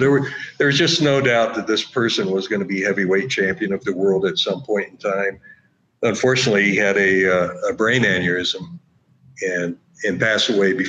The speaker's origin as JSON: {"language": "English", "town": "King of Prussia", "region": "Pennsylvania", "country": "United States", "tie": "born or raised there", "said": "I grew up just outside Philadelphia in a little suburb called King of Prussia."}